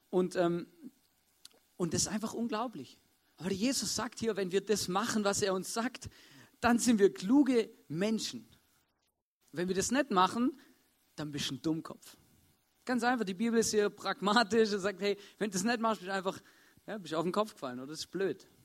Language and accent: German; Swabia, Germany; Ähm, ich bin ein Schwabe, für die es nicht wissen. Und ähm, bei uns ist Hausbauen was relativ Normales.